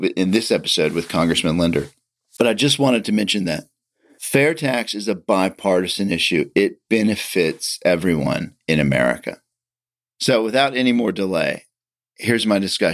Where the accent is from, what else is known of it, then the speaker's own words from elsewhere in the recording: Atlanta, Georgia, United States; I'm from Atlanta